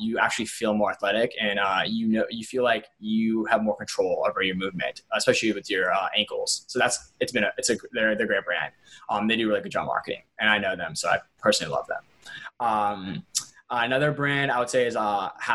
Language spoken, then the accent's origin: English; Atlanta, Georgia, United States; I grew up in Atlanta, where like Coke is headquartered